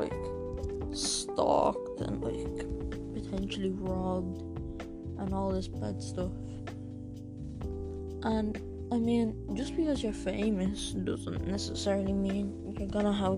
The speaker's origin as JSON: {"language": "English", "country": "Ireland", "said": "I'm from Ireland, I am 13"}